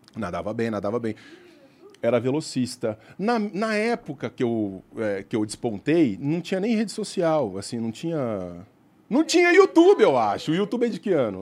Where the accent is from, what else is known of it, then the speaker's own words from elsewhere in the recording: Araguari, Minas Gerais, Brazil; also born or lived in Uberlândia; Eu nasci em Araguari, uhum. interior de Minas Gerais. Aí eu fui para Uberlândia